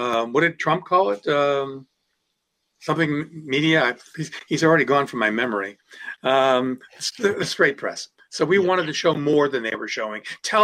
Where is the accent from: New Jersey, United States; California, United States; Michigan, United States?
Michigan, United States; Detroit; also born or lived in Akron, Ohio / Grosse Pointe, Michigan; now in Ann Arbor, United States; I was born in Akron, Ohio, but my home planet is Detroit.